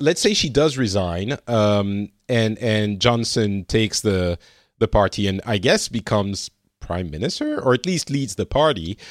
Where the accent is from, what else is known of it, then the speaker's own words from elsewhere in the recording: France; now in Finland; I'm From France, originally, I, uh, currently am residing in Finland